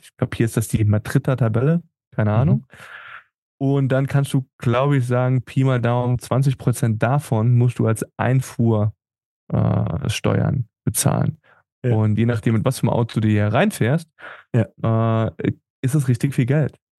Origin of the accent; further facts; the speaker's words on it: Germany; moved away as an adult; now in Tenerife, Spain; als Deutscher